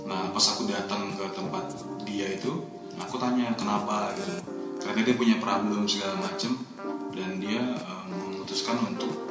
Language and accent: Indonesian; Medan, North Sumatra, Indonesia; moved away as an adult; now in Yogyakarta, Indonesia; asalnya dari Medan, tapi kuliah di Atma Jaya angkatan 2011